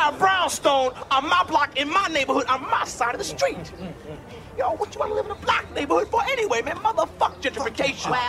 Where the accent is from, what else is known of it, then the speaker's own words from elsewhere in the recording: Brooklyn, New York, United States; born there; I was born in Brooklyn.